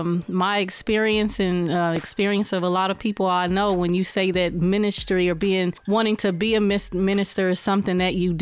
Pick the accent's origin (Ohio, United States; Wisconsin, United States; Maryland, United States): Ohio, United States; Columbus; I'm from Columbus, Ohio, born and raised, graduated from the Brookhaven High School.